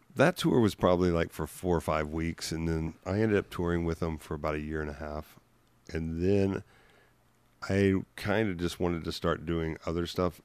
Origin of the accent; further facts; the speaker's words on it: Memphis, Tennessee, United States; moved away as an adult; also born or lived in Los Angeles; I'm from Memphis in, in the early eighties